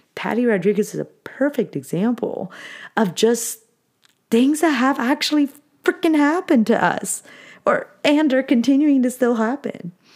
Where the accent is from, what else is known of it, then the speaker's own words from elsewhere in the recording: Anaheim, California, United States; I grew up in Anaheim